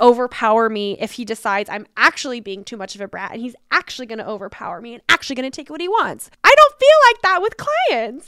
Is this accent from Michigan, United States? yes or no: no; Hawaii, United States; moved away; But my dad lives there, so I was raised in Hawaii